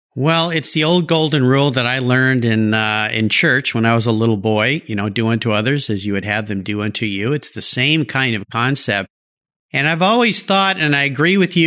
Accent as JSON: {"language": "English", "town": "San Diego", "region": "California", "country": "United States", "tie": "born or raised there", "also_born_or_lived": "Del Mar, California", "said": "I grew up in La Jolla and I was there. The La Jolla in the 70s, San Diego in the 70s"}